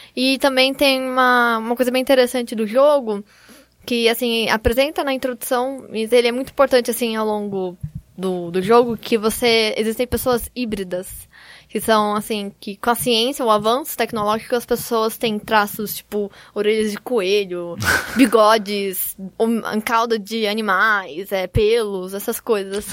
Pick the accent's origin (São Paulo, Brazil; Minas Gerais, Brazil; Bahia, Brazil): São Paulo, Brazil; Campinas; eu sou de Campinas